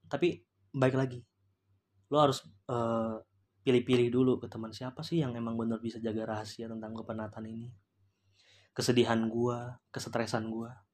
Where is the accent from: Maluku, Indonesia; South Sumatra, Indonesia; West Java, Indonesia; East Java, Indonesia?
Maluku, Indonesia; Ambon; bukan rasis ya gue karena gue juga Ambon uh, dia dari kampung gue